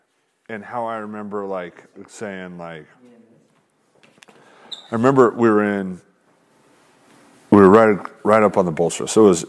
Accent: Utah, United States; born or raised there

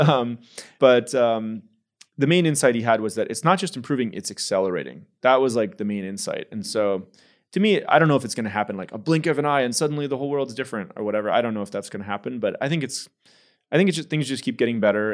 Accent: San Jose, California, United States; moved away as an adult; also born or lived in Houston, Texas; I grew up in the Bay Area, San Francisco Bay Area. In San Jose, California

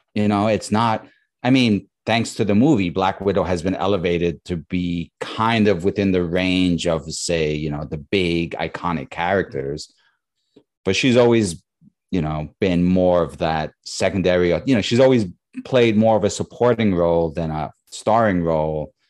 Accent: New York, United States; now in Bay Area, United States; I grew up in New York

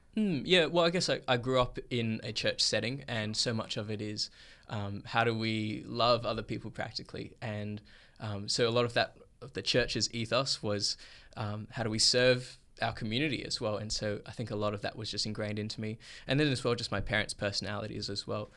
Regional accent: Perth, Western Australia, Australia; I was born and raised here in Perth, Australia

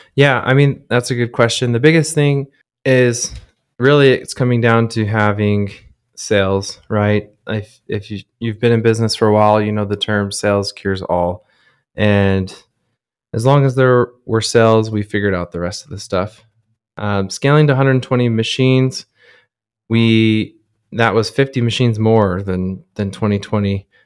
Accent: Southern Utah, United States; growing up in Southern Utah, that's, it's an outdoor mecca.

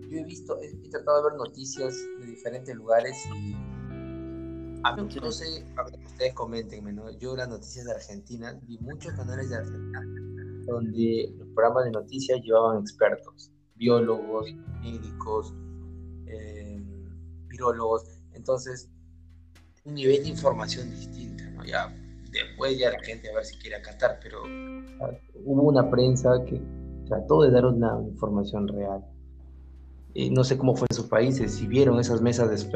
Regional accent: Peru; en mi país, en Perú

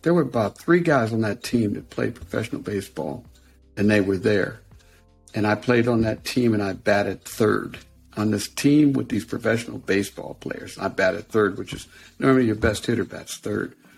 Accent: Western Pennsylvania, United States; I was from Western Pennsylvania.

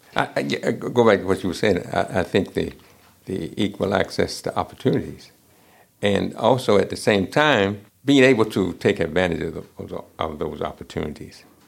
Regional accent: United States; I'm African American and I grew up uh, in this country

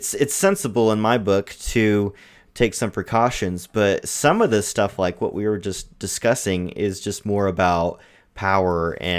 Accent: Missouri, United States; I guess my home state of Missouri just extended their

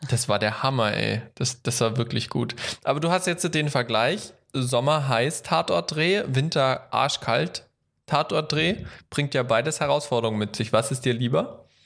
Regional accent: Baden-Württemberg, Germany; now in Hesse, Germany; ich komme ja auch aus Baden-Württemberg

